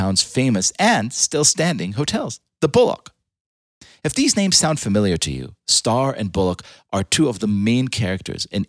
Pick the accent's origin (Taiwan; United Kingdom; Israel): Israel; moved away; I was born in Israel, the indigenous homeland of the Jewish people